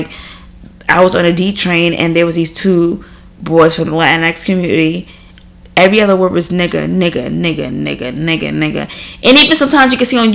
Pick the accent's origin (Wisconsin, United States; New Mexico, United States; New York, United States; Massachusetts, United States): New York, United States; growing up in New York